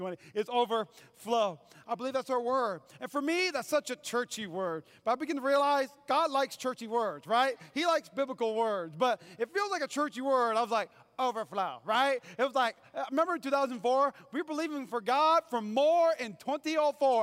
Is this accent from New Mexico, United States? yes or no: no; North Dakota, United States; moved away as an adult; also born or lived in Fayetteville, North Carolina; I grew up in North Dakota. And at 18, I went to seminary, and I worked for an evangelist, and I moved to Fayetteville, North Carolina